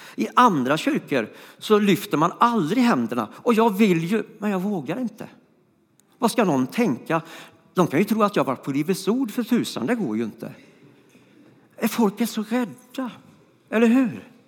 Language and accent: Swedish; Floby, Västra Götaland, Sweden; moved away; also born or lived in Stockholm; jag kommer från Floby och då går man inte på gymnasiet så ofta